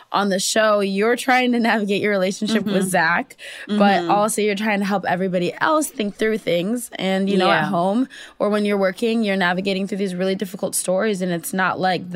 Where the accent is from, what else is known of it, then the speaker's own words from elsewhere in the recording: Minnesota, United States; accent: Minnesota; we both have Minnesota accents.